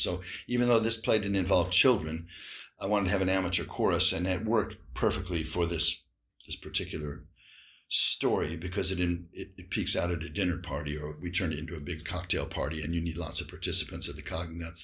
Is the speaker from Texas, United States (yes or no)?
no; Indiana, United States; moved away as an adult; also born or lived in Illinois / Miami; now in United Kingdom; I'm from Indiana.